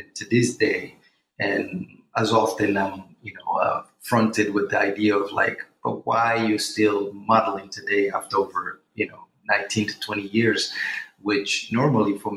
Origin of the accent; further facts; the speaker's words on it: Portugal; also born or lived in Guinea-Bissau / London, United Kingdom; now in New York, United States; I was born in Guinea-Bissau, you know, grew up in Portugal, educated in London, and now I reside in New York for the past